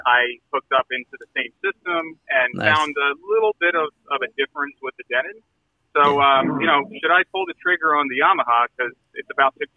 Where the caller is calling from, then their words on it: New Jersey, United States; I'm calling from New Jersey